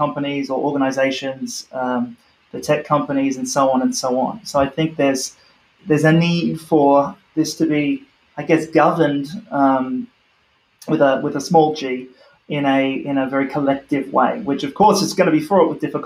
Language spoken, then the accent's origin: English; Australia; moved away; my home country of Australia